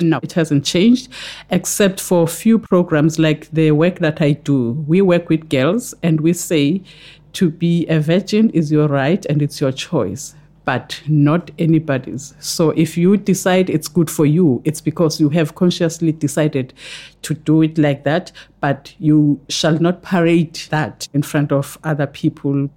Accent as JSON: {"language": "English", "region": "KwaZulu-Natal", "country": "South Africa", "said": "I come from KwaZulu Natal in South Africa, where KwaZulu Natal borders with Eastern Cape and Lesotho. So I'm closer to the Lesotho border."}